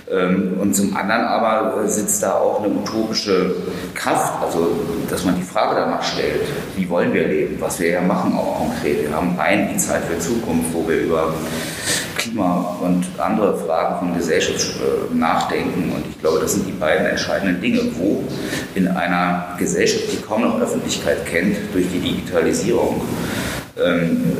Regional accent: Germany; in meinen Heimatort äh, an der Ostsee nach Knungsborn geschleppt.

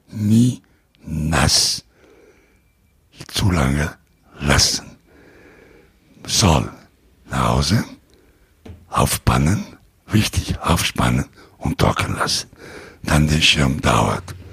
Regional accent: Italy; German is a second language; Ich bin Italiener

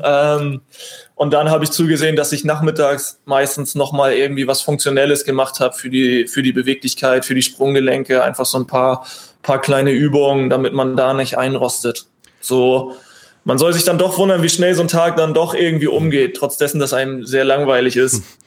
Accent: Bredstedt, Schleswig-Holstein, Germany; also born or lived in Husum / Flensburg; now in Kiel, Germany; Nordsee, weil es meine Heimat ist. Ich komme aus Bredstedt, bin in Husum geboren

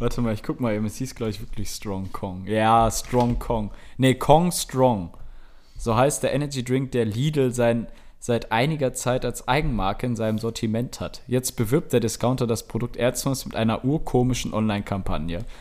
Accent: Germany; als Deutscher

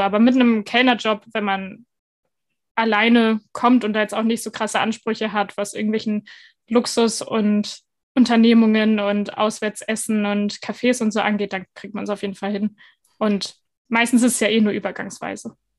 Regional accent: Northern Germany, Germany; moved away as an adult; now in Denmark; ich komme ja aus Norddeutschland

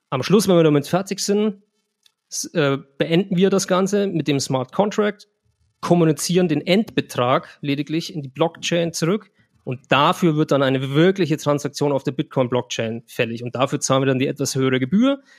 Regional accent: Germany; Ich habe es vorhin getestet, wenn ich als Deutscher von hier nach El Salvador was äh, schicken möchte, zahle ich äh, 1,90 Euro.

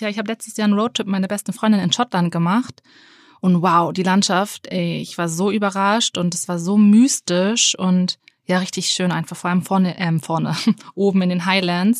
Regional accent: Henstedt-Ulzburg, Schleswig-Holstein, Germany; aus Henstedt-Ulzburg

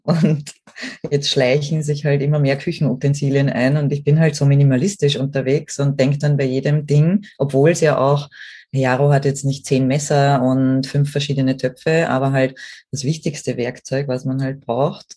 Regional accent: Austria; bei uns in Österreich

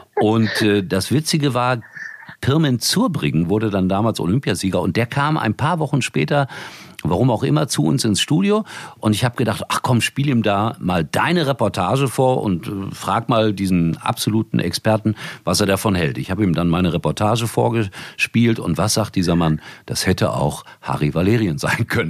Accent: Gelsenkirchen, North Rhine-Westphalia, Germany; Ich komme aus Gelsenkirchen

